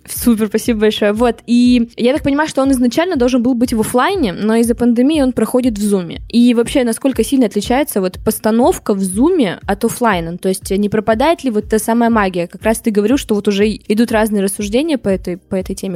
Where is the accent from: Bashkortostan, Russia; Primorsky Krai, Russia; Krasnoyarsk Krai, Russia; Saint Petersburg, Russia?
Saint Petersburg, Russia; я вот сама из Питера